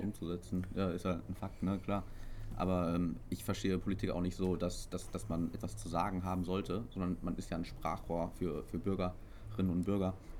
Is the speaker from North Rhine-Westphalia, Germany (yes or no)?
yes; Herne, North Rhine-Westphalia, Germany; now in Castrop-Rauxel, Germany; ich bin ja eigentlich in Herne aufgewachsen bis zu meinem 15. Lebensjahr und erst dann sind wir übergesiedelt